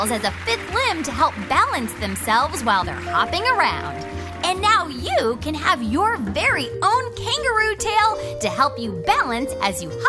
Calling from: Marietta, Georgia, United States; I live in Marietta, Georgia.

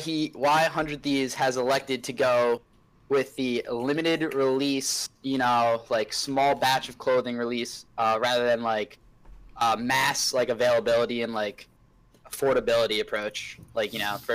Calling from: Westchester, New York, United States; I'm calling from Westchester, New York. Been on the show before.

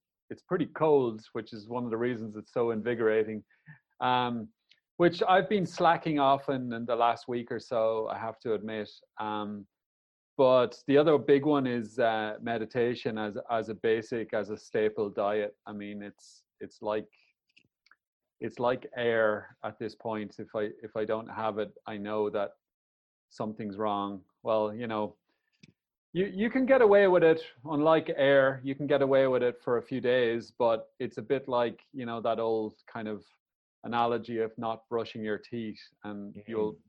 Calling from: Lahinch, Munster, Ireland; I'm coming here from Lahinch on the west coast of Ireland. It's actually quite a rural place, relatively speaking.

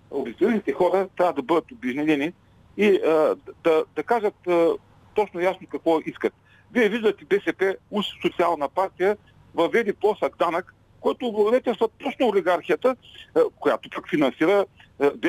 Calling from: Ruse, Ruse Province, Bulgaria; от Русе.

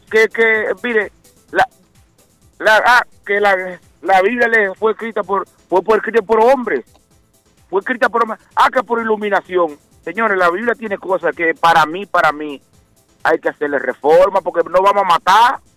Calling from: Dorchester, Massachusetts, United States; Buenos días, muchachos, soy yo … de Dorchester.

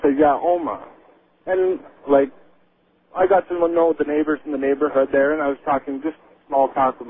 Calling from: Kingston, Ontario, Canada; I'm calling you from Kingston, Ontario, Canada.

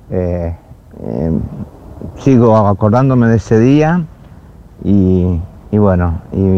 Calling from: Mar del Plata, Buenos Aires Province, Argentina; de Mar del Plata

